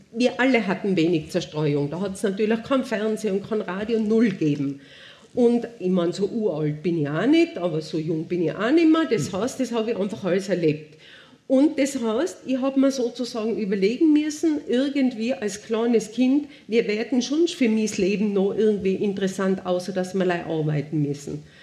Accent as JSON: {"language": "German", "region": "Tyrol", "country": "Austria", "tie": "born or raised there", "said": "ich bin auf der Bettelwurfhütten oben aufgewachsen. Ich war zwei Jahre und meine Eltern haben die übernommen 1958."}